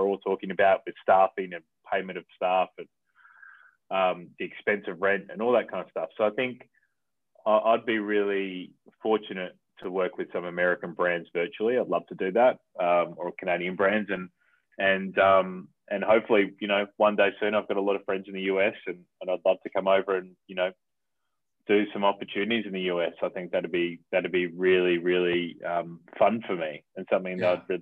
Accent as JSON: {"language": "English", "town": "Adelaide", "region": "South Australia", "country": "Australia", "moved": "yes", "lives_now": "Melbourne, Australia", "said": "I'm from Adelaide originally, right, in South Australia."}